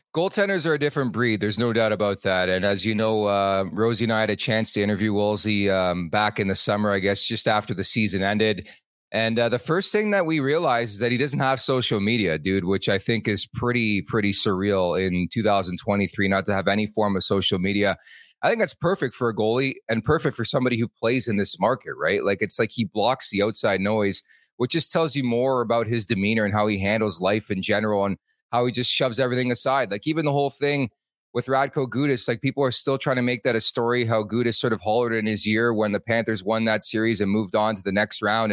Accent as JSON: {"language": "English", "region": "Quebec", "country": "Canada", "said": "I'm from Quebec"}